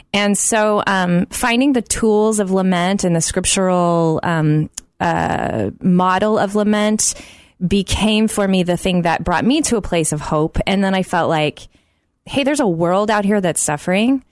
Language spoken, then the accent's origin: English; Oklahoma City, Oklahoma, United States; growing up in Oklahoma City